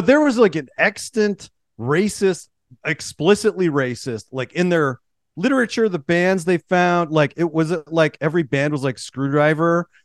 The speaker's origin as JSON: {"language": "English", "town": "Pittsburgh", "region": "Pennsylvania", "country": "United States", "tie": "born or raised there", "said": "growing up in Pittsburgh"}